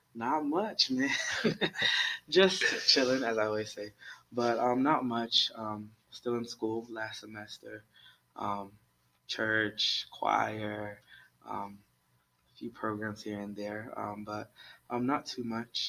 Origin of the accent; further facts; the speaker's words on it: Columbus, Ohio, United States; also born or lived in Maryland; I basically say I grew up here in Columbus because I went to elementary school here, middle school here, high school, college.